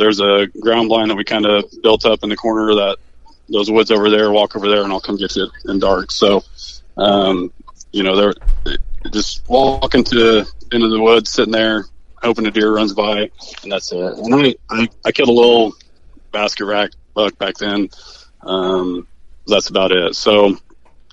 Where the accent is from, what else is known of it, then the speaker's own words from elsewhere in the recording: Mattoon, Illinois, United States; grew up here, born and raised in Mattoon